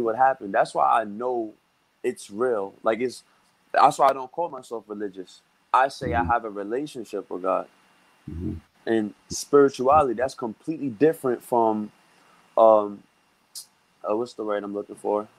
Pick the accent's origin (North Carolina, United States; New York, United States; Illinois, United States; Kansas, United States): New York, United States; New York City; I grew up in Brooklyn, New York. I've been living mm-hmm. here my whole life.